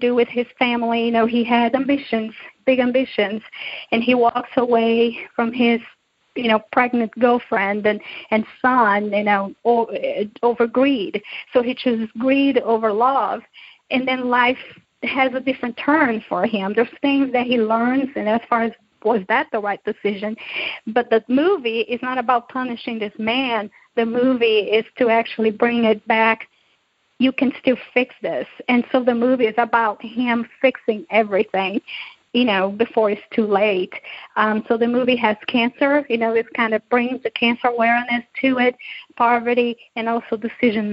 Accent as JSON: {"language": "English", "country": "Brazil", "tie": "born or raised there", "moved": "yes", "lives_now": "United States", "said": "growing up in Brazil"}